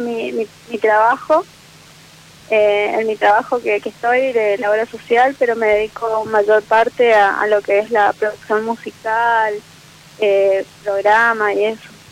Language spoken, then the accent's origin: Spanish; Posadas, Misiones, Argentina; Soy de Posadas Misiones